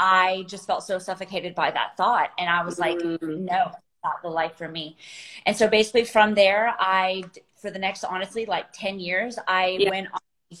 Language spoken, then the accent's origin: English; South Carolina, United States; I grew up in South Carolina in the States